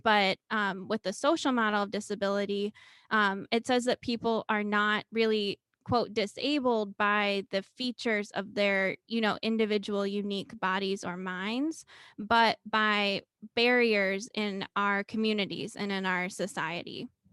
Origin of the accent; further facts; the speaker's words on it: Cincinnati, Ohio, United States; moved away as an adult; also born or lived in Murray, Kentucky / Minnesota; my hometown of Cincinnati, Ohio